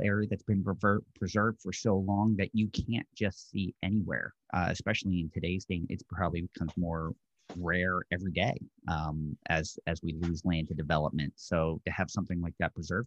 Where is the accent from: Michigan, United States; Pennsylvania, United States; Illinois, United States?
Pennsylvania, United States; Bucks County; growing up in Bucks County myself